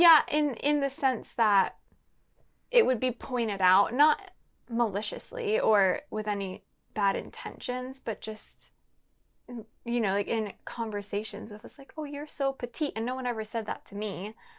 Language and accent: English; Lancaster, Pennsylvania, United States; now in Los Angeles, United States; I'm originally from Pennsylvania, Lancaster, Pennsylvania.